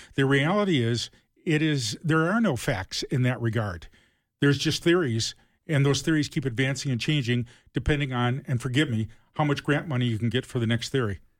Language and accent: English; Toledo, Ohio, United States; I grew up in Ohio, uh, Toledo.